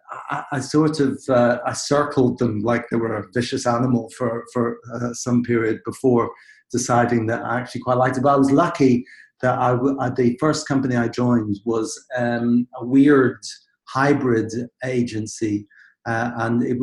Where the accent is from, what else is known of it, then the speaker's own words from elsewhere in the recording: Belfast, Northern Ireland, United Kingdom; moved away; I come from Belfast in Northern Ireland, and I grew up in the Protestant community there